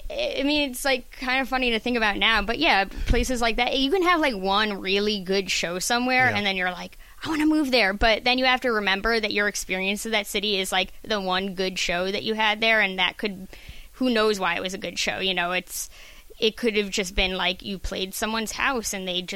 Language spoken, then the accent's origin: English; Northeast, United States; moved away as an adult; also born or lived in Massachusetts; now in Los Angeles, United States; I've lived in the Northeast my whole life.